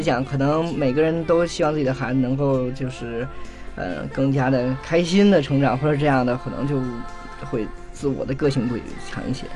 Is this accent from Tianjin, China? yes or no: yes; Tianjin, China; 因为我是天津人嘛